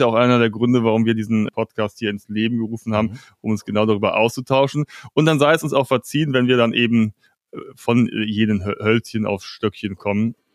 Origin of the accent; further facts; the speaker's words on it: Cologne, North Rhine-Westphalia, Germany; also born or lived in Barcelona; ich bin Kölner, Original